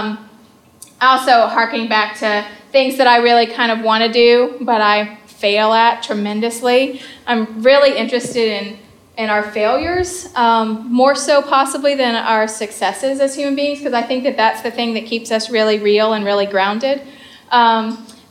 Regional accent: the South, United States; I'm from the South. And I grew up in a fairly conservative home

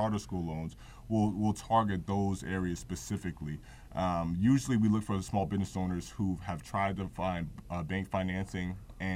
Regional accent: Newark, New Jersey, United States; Phillips Academy, which I attended when I was a kid in Newark

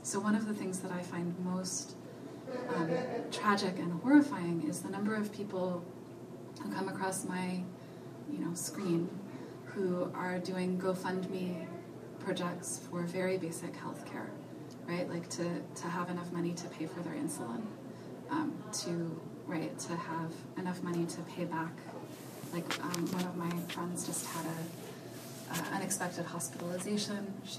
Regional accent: Colorado, United States; born there; also born or lived in Nova Scotia, Canada; I was born in Colorado and then moved to Canada, to Nova Scotia, and then back to the U.S.

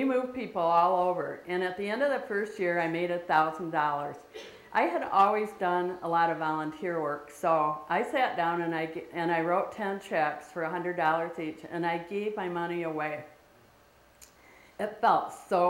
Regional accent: Lansing, Michigan, United States; I grew up in Michigan, near in the Lansing area

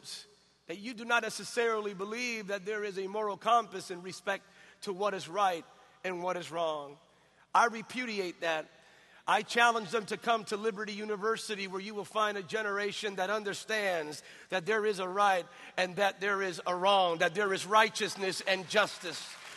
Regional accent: Bethlehem, Pennsylvania, United States; I was raised in a town, a little small town called Bethlehem, Pennsylvania

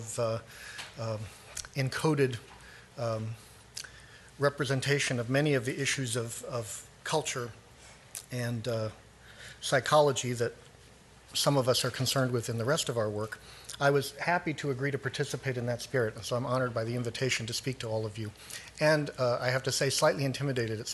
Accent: Los Angeles, California, United States; I grew up in Hollywood

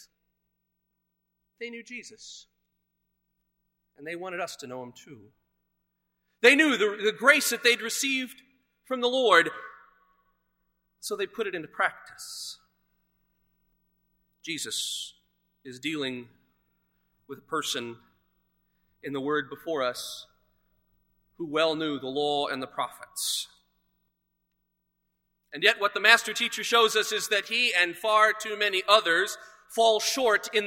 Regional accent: Edwardsville, Illinois, United States; Growing up in Edwardsville, just across the river, we were on Cass Avenue

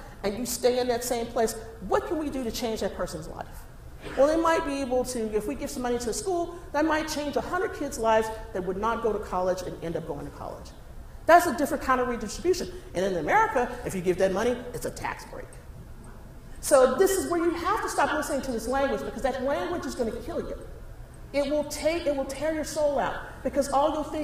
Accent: Texas, United States; moved away; I grew up in Texas

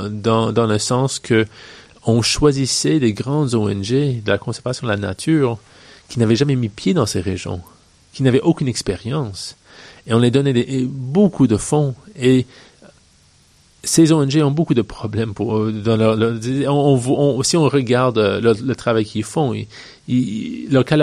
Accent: British Columbia, Canada; also born or lived in Virginia, United States; je suis né euh, en Colombie-Britannique. Ma mère est américaine, mon père est québécois, mais de la Gaspésie. Et j'ai grandi entre le Canada et les États-Unis.

